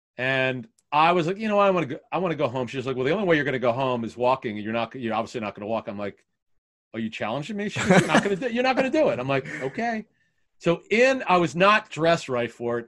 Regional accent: Philadelphia, Pennsylvania, United States; growing up in Philly

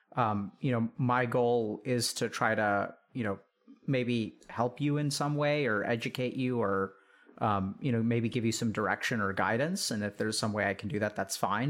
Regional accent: East Texas, United States; I grew up in East Texas and, you know, it was small town Texas kind of stuff

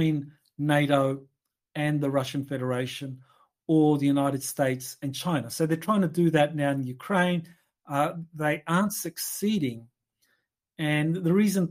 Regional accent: Australia; I come from Australia

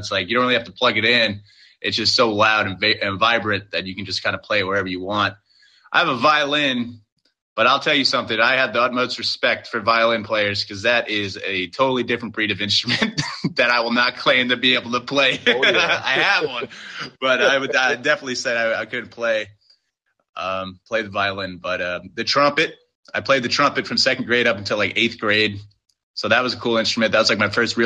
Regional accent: Long Island, New York, United States; I'm from Long Island, New York

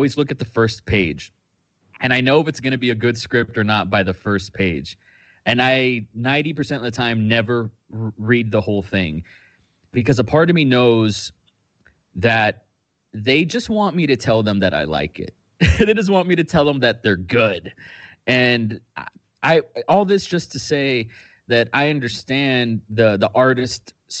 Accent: Austin, Texas, United States; I'm from Austin, Texas. I'm an indie filmmaker out here on the 512.

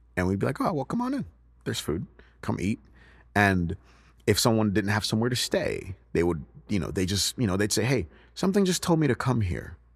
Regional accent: United States; born or raised there; also born or lived in Nigeria

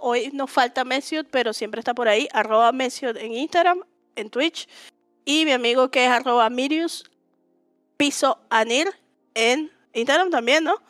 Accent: Venezuela; yo soy de Venezuela

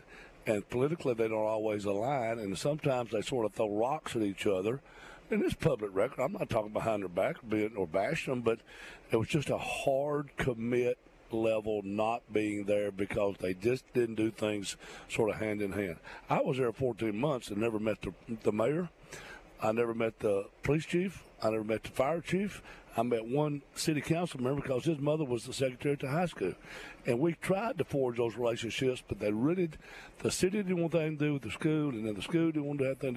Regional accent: Muscle Shoals, Alabama, United States; now in Mobile, United States; I grew up in Muscle Shoals, but this is my home

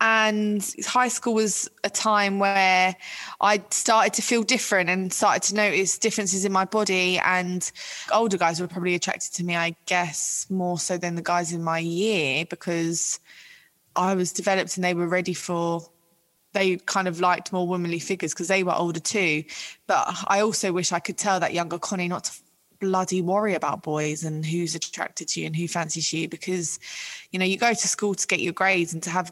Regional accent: London, United Kingdom; I'm from Ealing in West London

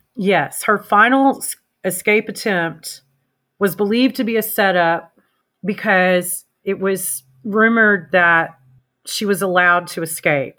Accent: Arkansas, United States; my home state

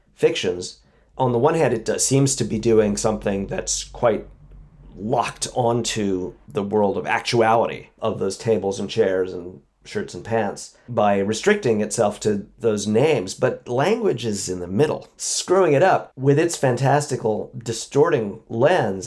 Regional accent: New York City, New York, United States; i didn't feel american i felt like a maybe a new yorker probably only a Brooklynite

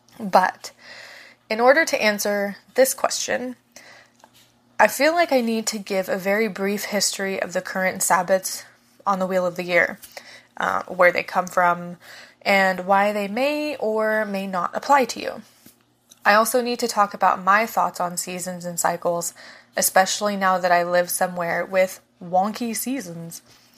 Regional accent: Ohio, United States; now in Florida, United States; I also live in Florida. I grew up in Ohio, and I'm very accustomed to seasons

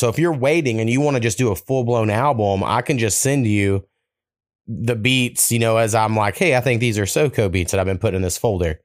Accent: Oklahoma, United States; Oklahoma, we got some shit, but we're like the last state, you know, that was settled in the mainland

